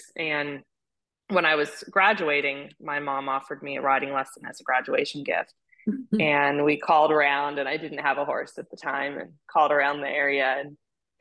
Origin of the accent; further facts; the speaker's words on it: Hawaii, United States; also born or lived in California; now in Wellington, United States; I grew up in Hawaii riding.